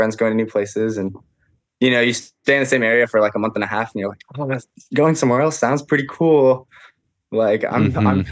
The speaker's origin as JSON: {"language": "English", "town": "Issaquah", "region": "Washington", "country": "United States", "tie": "born or raised there", "said": "I grew up in Issaquah. My mom still lives here in Issaquah in this house that I'm in right now"}